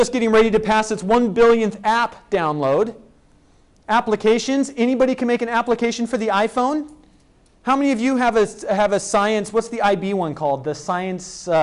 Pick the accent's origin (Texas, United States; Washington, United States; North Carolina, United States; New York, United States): Washington, United States; Spokane; my hometown of Spokane, Washington